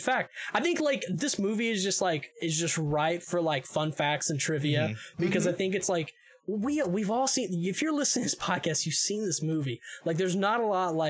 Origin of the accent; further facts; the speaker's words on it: Northeast Arkansas, United States; I'm from Memphis, like or I say I'm from Memphis. I'm from like Northeast Arkansas, which is like, I mean, a blink away from Memphis.